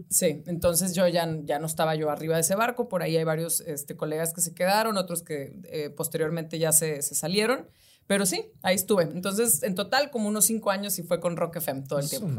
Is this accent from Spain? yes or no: no; Ciudad Victoria, Tamaulipas, Mexico; moved away; yo soy de Ciudad Victoria